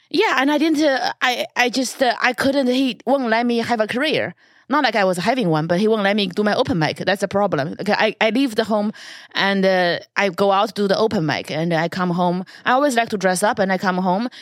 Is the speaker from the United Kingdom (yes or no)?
no; China; moved away; China is viewed as invasive because our government